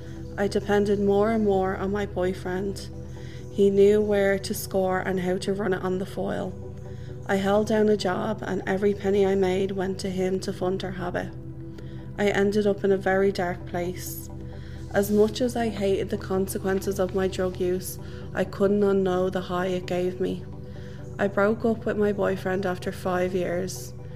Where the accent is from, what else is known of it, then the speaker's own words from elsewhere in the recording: Ballymun, Leinster, Ireland; I am from Ballymun. This is my story of drug use and recovery. I came from an ordinary working class family with a mom, dad and brother.